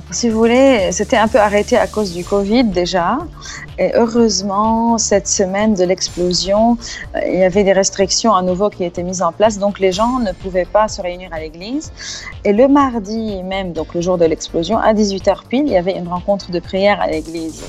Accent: Lebanon; en tant que Libanais

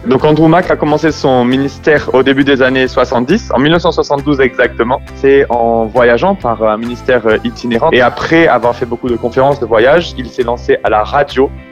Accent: France; moi je suis né en France, j'ai la culture très française

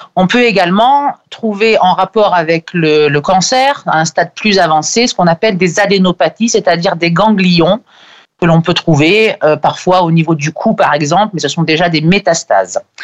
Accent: France; chez nous en France

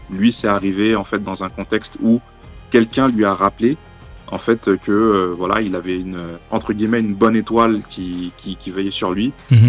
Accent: Lyon, Auvergne-Rhône-Alpes, France; je suis lyonnais

